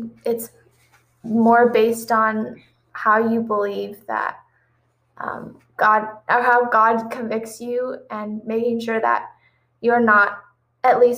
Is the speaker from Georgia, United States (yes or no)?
no; New Palestine, Indiana, United States; I'm from Indianapolis, Indiana, or actually just right outside Indianapolis, in a tiny town called New Palestine